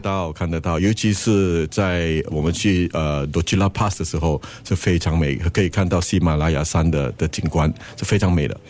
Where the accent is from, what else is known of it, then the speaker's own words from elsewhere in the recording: Singapore; 我们新加坡人的压力蛮大的